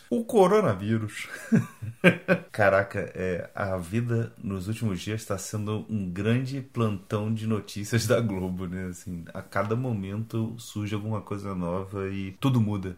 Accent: Brazil; moved away as an adult; now in Porto, Portugal; nós como brasileiros, a gente pode ser atendido como no sistema público daqui de Portugal

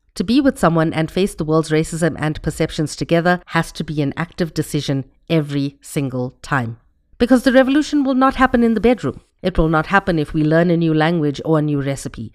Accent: India; my identity as an Indian person

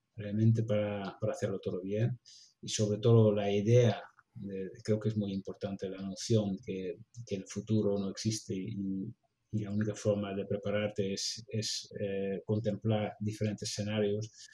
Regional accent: Netherlands; Spanish is a second language; moved away as an adult; now in Barcelona, Spain; como holandés

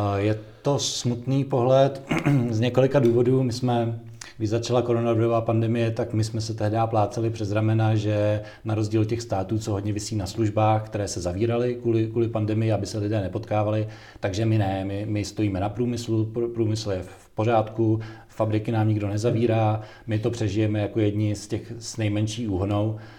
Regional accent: Czechia

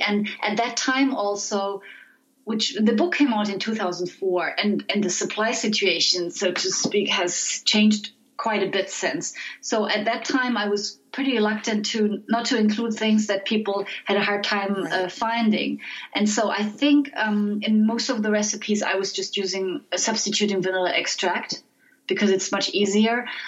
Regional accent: Frankfurt, Hesse, Germany; my hometown, Frankfurt

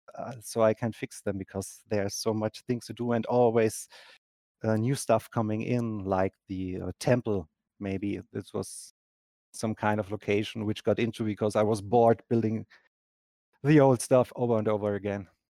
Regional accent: Germany; English is a second language; I'm from Germany

